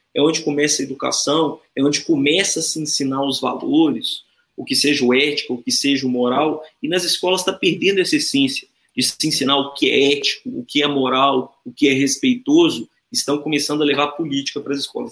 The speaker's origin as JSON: {"language": "Portuguese", "country": "Brazil", "also_born_or_lived": "Minas Gerais", "said": "a gente tem orgulho de ser brasileiro"}